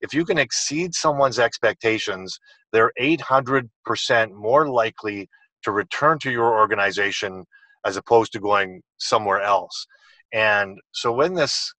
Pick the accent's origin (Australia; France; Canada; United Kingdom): Canada; British Columbia; I'm in Calgary today, but I'm actually from British Columbia on the West Coast